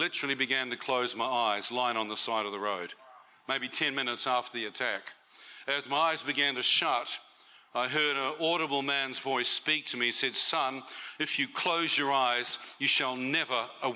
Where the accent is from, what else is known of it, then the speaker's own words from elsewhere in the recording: New Zealand; As a New Zealander